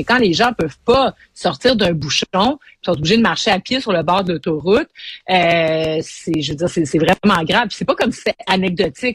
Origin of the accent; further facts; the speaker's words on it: Montreal, Quebec, Canada; on est Montréalais